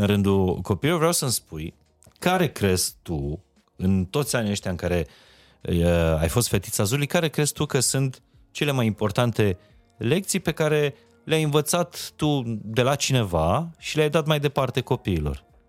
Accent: Transylvania, Romania; eu sunt din Ardeal

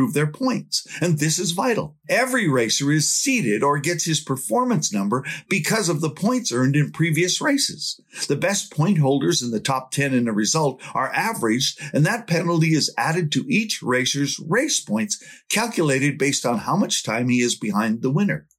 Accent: Canada; from Canada

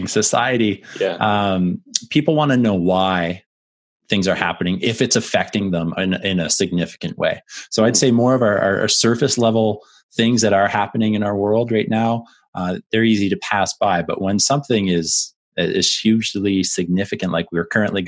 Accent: Canada; obviously being Canadian, growing up and playing professional

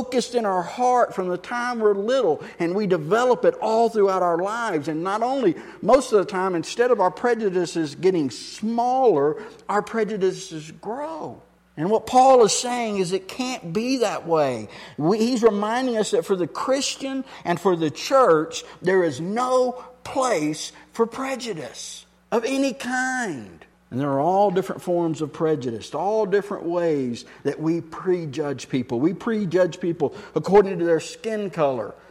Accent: Texas, United States; I'm from Texas

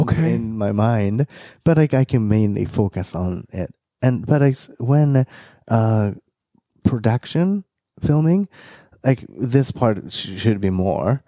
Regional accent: Japan; moved away; growing up in Japan

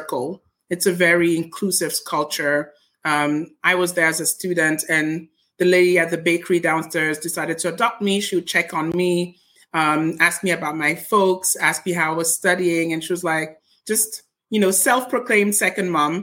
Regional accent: Geneva, Switzerland; moved away; I was born in Switzerland. So first place that I've been is Geneva, Switzerland. It's a French speaking part of Switzerland.

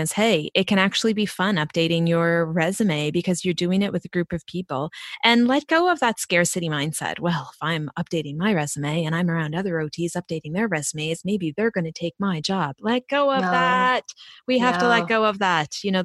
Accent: East Coast, United States; accent: East Coast; my East Coast accent

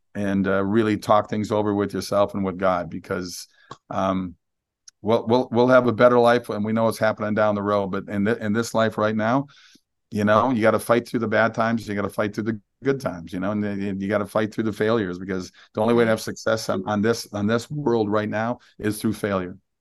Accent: Minnesota, United States; I'm from Minnesota

